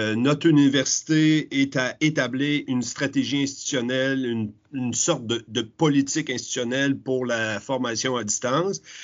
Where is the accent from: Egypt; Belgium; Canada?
Canada; Quebec; chez nous au Québec